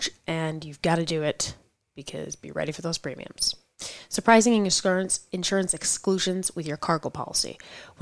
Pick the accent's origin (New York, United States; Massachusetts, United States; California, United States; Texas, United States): New York, United States; I am from New York